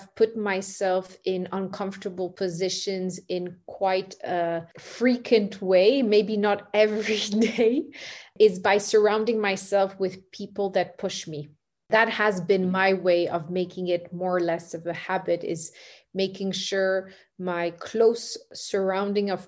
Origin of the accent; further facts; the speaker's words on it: Singapore; I grew up in Singapore